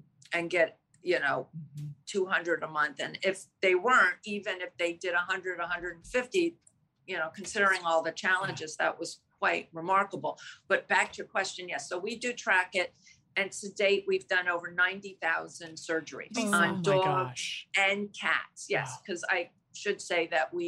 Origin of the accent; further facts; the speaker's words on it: Greenwich, Connecticut, United States; I'm from Greenwich, Connecticut. We're based out of Greenwich, Connecticut